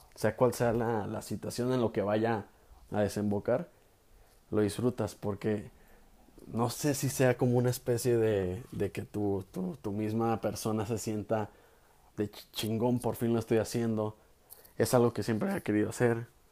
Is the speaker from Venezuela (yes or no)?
no; Guadalajara, Jalisco, Mexico; soy de Guadalajara, Jalisco